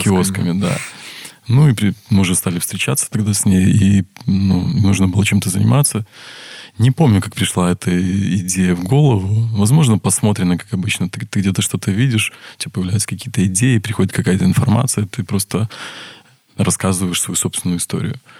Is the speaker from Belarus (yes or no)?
yes; Brest, Brest Region, Belarus; also born or lived in Saint Petersburg; родился я в городе Бресте, я брещанин коренной